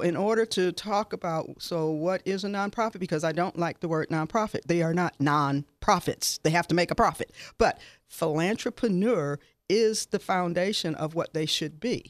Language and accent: English; Detroit, Midwest, United States; now in Southern Nevada, United States; I'm from the Midwest